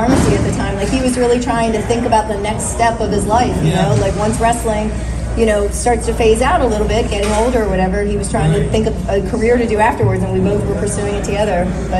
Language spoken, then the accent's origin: English; Hagerstown, Maryland, United States; Yeah, I'm from Hagerstown.